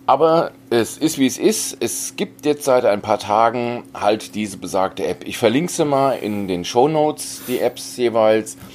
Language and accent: German; Hesse, Germany; now in Bavaria, Germany; Ich bin Hesse und bin emigriert nach Bayern, ja.